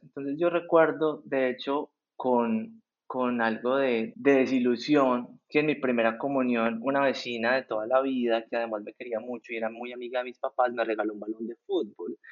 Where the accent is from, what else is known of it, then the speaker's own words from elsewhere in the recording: El Santuario, Antioquia, Colombia; now in Medellín, Colombia; yo no crecí en Medellín, sino en un pueblo en el oriente que se llama El Santuario